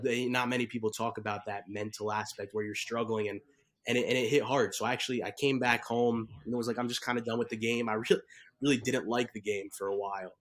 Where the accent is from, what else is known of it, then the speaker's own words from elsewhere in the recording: Bergen County, New Jersey, United States; grew up in Jersey. I'm from Bergen County